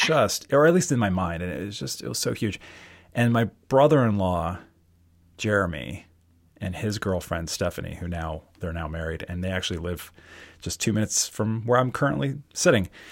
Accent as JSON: {"language": "English", "town": "Towson", "region": "Maryland", "country": "United States", "said": "I'm from Towson, Maryland"}